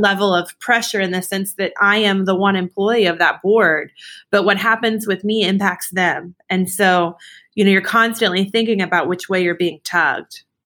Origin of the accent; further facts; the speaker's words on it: Dallas, Texas, United States; now in Austin, United States; I'm born and raised in Dallas